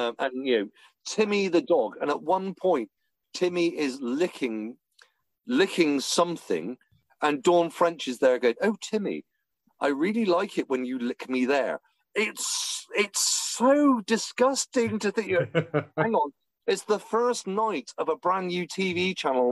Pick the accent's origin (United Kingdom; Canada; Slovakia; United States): United Kingdom; England; I'm English.